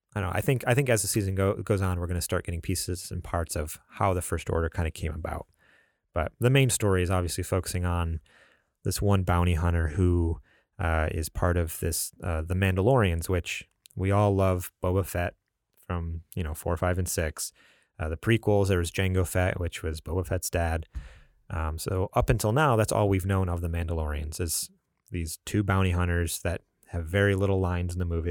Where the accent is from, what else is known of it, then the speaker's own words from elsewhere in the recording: New York, United States; moved away; also born or lived in California; I'm originally from New York